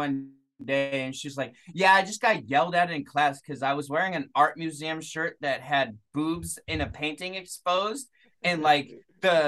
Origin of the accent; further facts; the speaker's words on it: Massachusetts, United States; I'm from Massachusetts, bro. Yeah. Like, yeah. And I was raised Irish Catholic